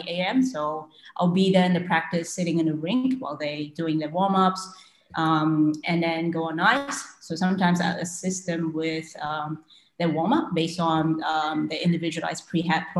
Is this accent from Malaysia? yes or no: yes; Malaysia; I was born and raised in Malaysia and I have a Chinese heritage